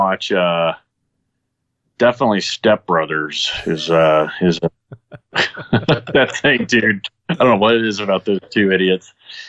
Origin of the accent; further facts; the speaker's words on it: Dallas, Texas, United States; also born or lived in Saudi Arabia; Yeah, I mean, that first part was the Dallas area. Then I went to Saudi. Then I came back to the Dallas area. Dallas is always where I've reset.